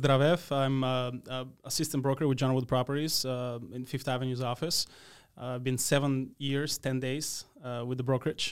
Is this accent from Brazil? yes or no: no; Radoviš, North Macedonia; English is a second language; moved away as an adult; now in United States; I grew up in a small town, um, named Radović in the east part of the country